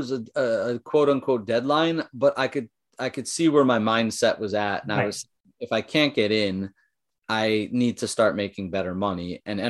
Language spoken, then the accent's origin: English; San Jose, California, United States; born there; Like I was technically born in California in San Jose area. actually born at Stanford Hospital.